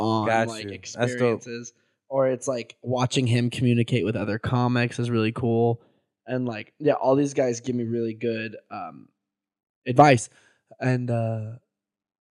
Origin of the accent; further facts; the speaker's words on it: San Diego, California, United States; yeah, that's my hometown